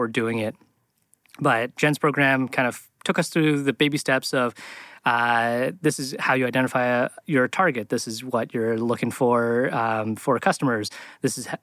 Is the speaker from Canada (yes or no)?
yes; Canada; moved away as an adult; I came from Canada, did my college degree there